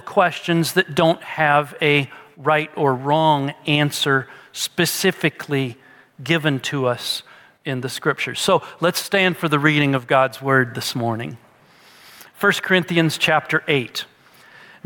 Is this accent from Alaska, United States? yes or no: no; Peoria, Illinois, United States; we're from Peoria is that we both grew up using that word, sody